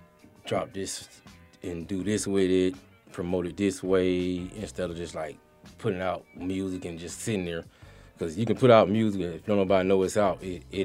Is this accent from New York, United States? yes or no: no; Atlanta, Georgia, United States; I'm from East Atlanta, Zone 6 area on the east side.